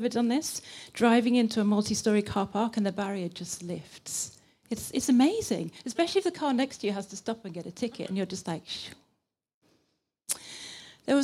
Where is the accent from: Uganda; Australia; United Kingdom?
United Kingdom; England; accent: British English; moved away as an adult; now in Linköping, Sweden; I'm from England, but I've been here nearly 10 years.